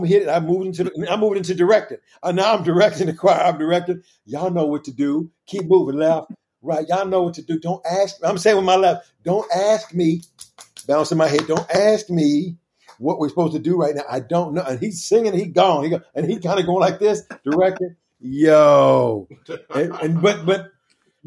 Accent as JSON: {"language": "English", "town": "Kansas City", "country": "United States", "tie": "born or raised there", "said": "the church where I grew up at in Kansas City"}